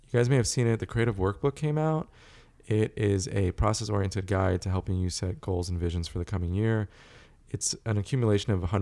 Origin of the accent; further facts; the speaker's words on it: South Africa; born there; You know, I was born in South Africa